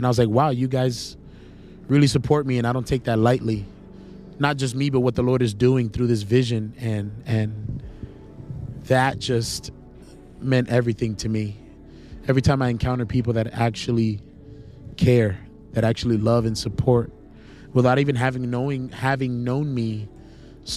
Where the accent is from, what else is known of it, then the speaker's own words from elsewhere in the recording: Charlotte, North Carolina, United States; also born or lived in New York City; I'm in Charlotte, North Carolina, my hometown where I grew up, where I spent the majority of my life.